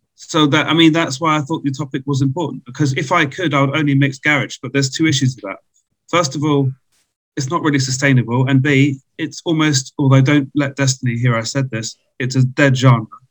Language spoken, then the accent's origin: English; London, United Kingdom; now in Czech Republic; from London originally